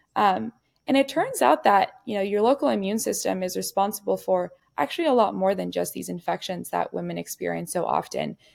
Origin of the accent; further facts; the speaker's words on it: Ciudad Juárez, Chihuahua, Mexico; growing up in Juarez, Mexico